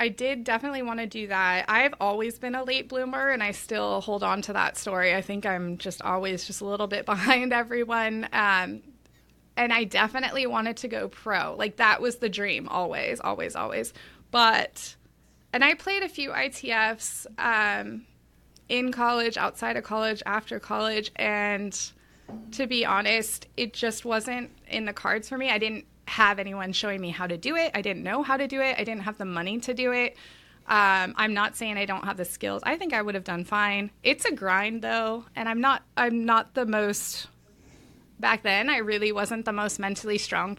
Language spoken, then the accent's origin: English; Los Angeles, California, United States; So I grew up down in Los Angeles, big tennis boom in the 90s.